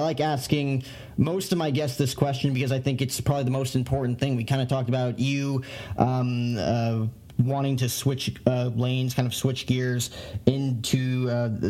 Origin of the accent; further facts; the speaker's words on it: northern New Jersey, United States; moved away as an adult; now in Phoenix, United States; growing up in northern New Jersey